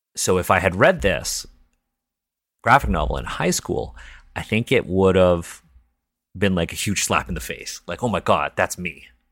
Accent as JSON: {"language": "English", "town": "Toronto", "region": "Ontario", "country": "Canada", "tie": "born or raised there", "first_language": "English", "said": "I was born and raised in Toronto. Um, English is my first language."}